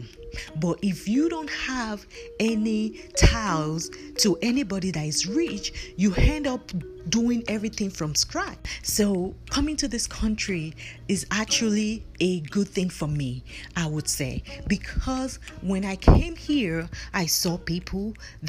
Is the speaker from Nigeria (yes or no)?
yes; Nigeria; moved away as an adult; I was born and raised in Nigeria. I came to this country more than 15 years